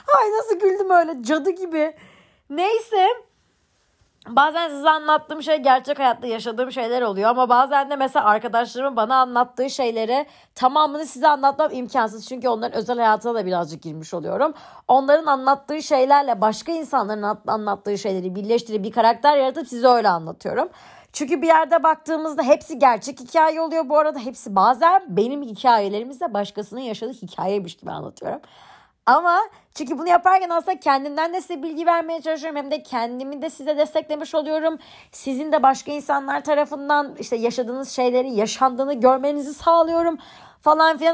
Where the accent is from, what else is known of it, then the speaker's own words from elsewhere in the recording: Istanbul, Turkey; ben 21 Ağustos 1999 yılında İstanbul'da doğdum.